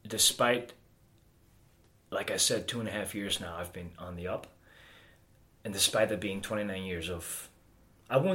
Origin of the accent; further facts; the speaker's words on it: Amsterdam, North Holland, Netherlands; also born or lived in Alkmaar, Netherlands; I was born in Alkmaar, which is a place in the northern part of the Netherlands. Uh, I was raised in and around, I'd say, Amsterdam.